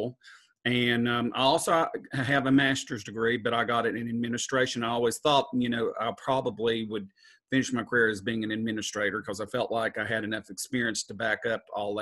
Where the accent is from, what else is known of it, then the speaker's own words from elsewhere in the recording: Western North Carolina, United States; also born or lived in Southport, North Carolina; I grew up in Western North Carolina, and I went to high school here. My family's from up here.